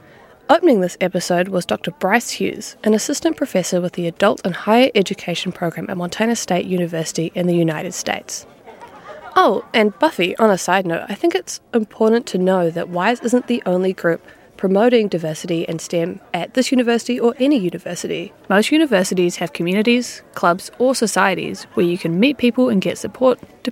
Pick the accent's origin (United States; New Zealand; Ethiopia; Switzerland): New Zealand; I'm from New Zealand.